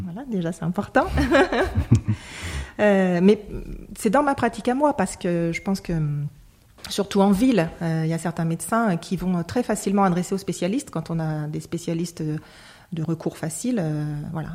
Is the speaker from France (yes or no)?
yes; Lyon, Auvergne-Rhône-Alpes, France; je suis lyonnaise, j'ai toujours vécu à Lyon